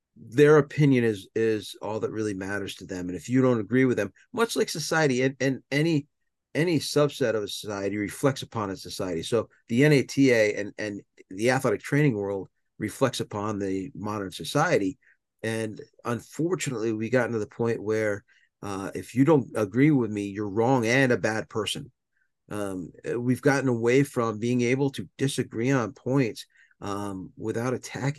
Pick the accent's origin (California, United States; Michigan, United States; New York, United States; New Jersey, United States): New York, United States; Southern; I'm a New Yorker by heart. I grew up in Southern New York